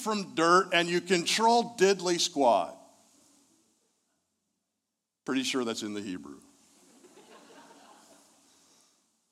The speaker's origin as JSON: {"language": "English", "town": "Indianapolis", "region": "Indiana", "country": "United States", "said": "I'm from Indianapolis"}